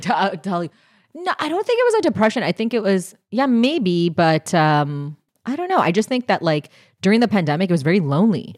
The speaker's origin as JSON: {"language": "English", "country": "Canada", "said": "I'm Canadian."}